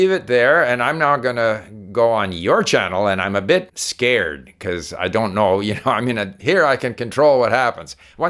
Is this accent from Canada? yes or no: yes; Canada; also born or lived in Sweden; Obviously, I was born in Sweden. We moved to Canada. I heard different languages and stuff.